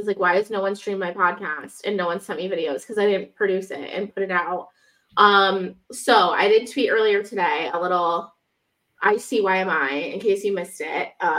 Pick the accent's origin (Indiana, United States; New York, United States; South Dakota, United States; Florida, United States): South Dakota, United States; Ledger; I grew up in Ledger, yep.